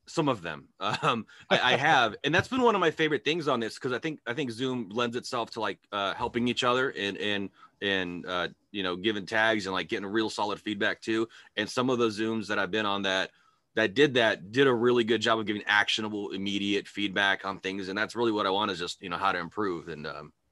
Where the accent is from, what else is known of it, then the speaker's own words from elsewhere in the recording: California, United States; now in Idaho, United States; I grew up in California.